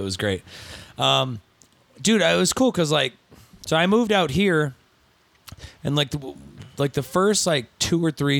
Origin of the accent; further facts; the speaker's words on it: Osceola, Indiana, United States; I grew okay, up so I grew up hanging out in Osceola, Indiana, which was near South Bend, which is where Notre Dame is.